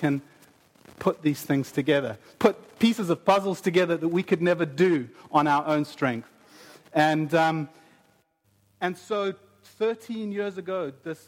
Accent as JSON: {"language": "English", "country": "South Africa", "moved": "yes", "said": "I'm from South Africa, my wife is from Brazil"}